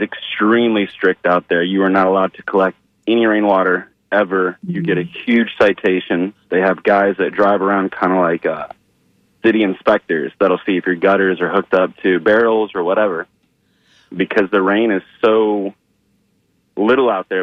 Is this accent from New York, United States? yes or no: no; New Mexico, United States; moved away; I'm from New Mexico originally